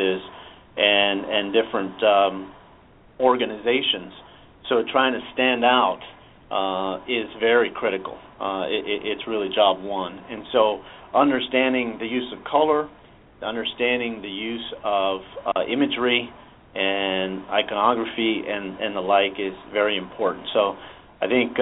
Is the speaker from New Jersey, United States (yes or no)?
no; San Diego, California, United States; I'm a San Diego native. I grew up in San Diego